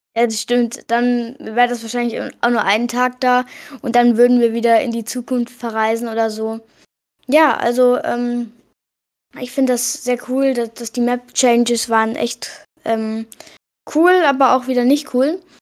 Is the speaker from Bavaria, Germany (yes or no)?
no; Hesse, Germany; ich komme aus Hessen